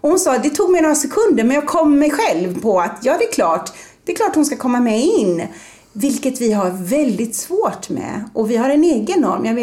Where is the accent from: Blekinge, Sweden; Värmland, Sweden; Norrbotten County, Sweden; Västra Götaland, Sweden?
Västra Götaland, Sweden; Gothenburg; Och ibland säger jag, hörs inte det att jag är från Göteborg? För det brukar folk säga att det hörs.